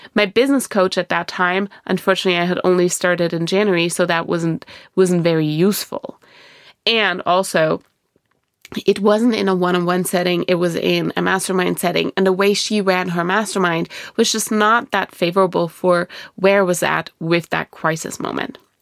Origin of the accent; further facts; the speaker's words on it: Germany; moved away; I was born and raised in Germany.